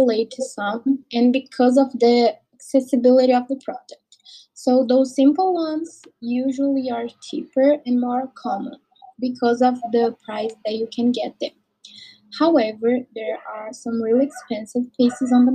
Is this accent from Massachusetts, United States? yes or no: yes; Boston, Massachusetts, United States; my hometown, Boston